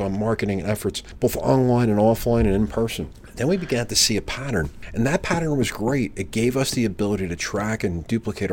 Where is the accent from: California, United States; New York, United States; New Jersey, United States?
New Jersey, United States; being born and bred in New Jersey